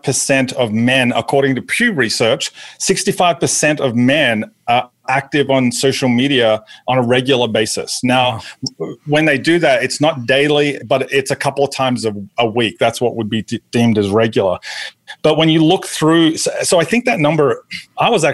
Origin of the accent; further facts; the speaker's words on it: Australia; moved away as an adult; also born or lived in New Jersey; now in Atlanta, United States; I was born in Australia. In Australia, I was a TV sports reporter for our version of ESPN Sports Center before I decided to go into full-time ministry